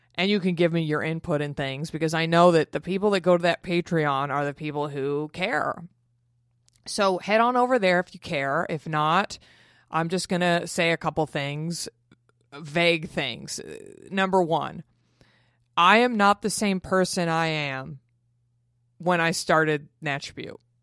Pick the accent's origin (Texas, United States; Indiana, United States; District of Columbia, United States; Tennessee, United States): Texas, United States; Dallas; moved away; in Dallas in my hometown